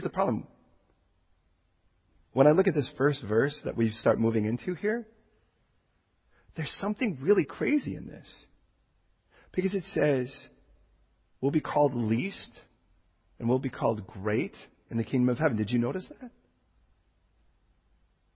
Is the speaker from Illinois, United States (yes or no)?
yes; Chicago, Illinois, United States; now in California, United States; I was born in Chicago. And when I was born in Chicago, do you know what they called me? A Chicagoan. I talk like this